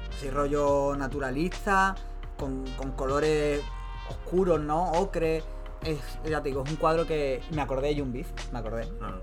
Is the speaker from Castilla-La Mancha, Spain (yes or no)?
no; Málaga, Andalusia, Spain; somos de Málaga